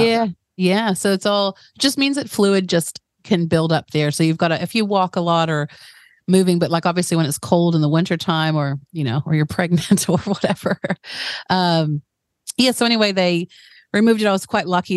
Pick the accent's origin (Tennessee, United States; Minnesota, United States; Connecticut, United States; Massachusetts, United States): Tennessee, United States; Chattanooga; accent: American; moved away as an adult; also born or lived in New Jersey; now in New Zealand; when I was really young, my family moved down to Tennessee in a place called Chattanooga